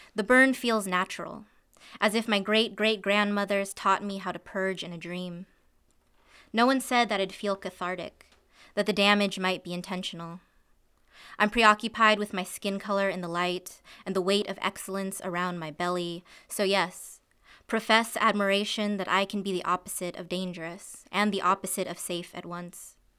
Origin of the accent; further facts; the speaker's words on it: Isla Vista, California, United States; there was actually a shooting in my hometown